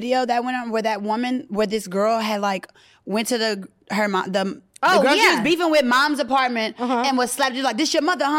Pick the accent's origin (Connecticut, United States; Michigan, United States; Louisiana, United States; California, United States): Louisiana, United States; I'm from Louisiana.